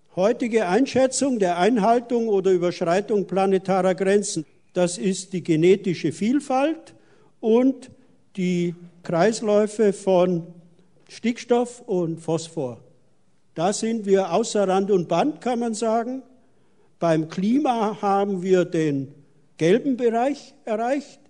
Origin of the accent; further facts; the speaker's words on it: the Alps, Bavaria, Germany; moved away; weil ich ja aus den Alpen stamme und wir in meiner Heimat, einer Alm, den Kältepol Deutschlands haben, den sogenannten Fundensee